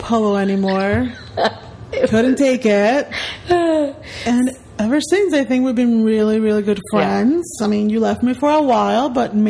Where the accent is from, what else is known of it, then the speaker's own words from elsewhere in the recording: Guatemala; now in Miami, United States; Well, I'm not from Puerto Rico, but I am from Guatemala. I was born and raised in Guatemala. I am actually 32 years old.